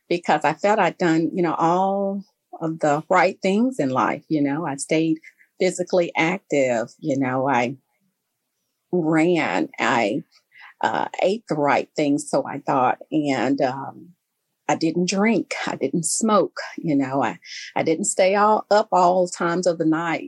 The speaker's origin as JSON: {"language": "English", "town": "Memphis", "region": "Tennessee", "country": "United States", "tie": "born or raised there", "said": "I am from Memphis, Tennessee. I grew up here"}